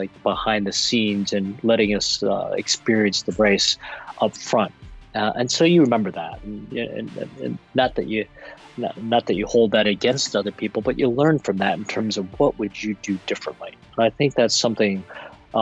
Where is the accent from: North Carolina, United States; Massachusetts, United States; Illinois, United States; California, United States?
Illinois, United States; Chicago; I was born and raised, and I haven't left Chicago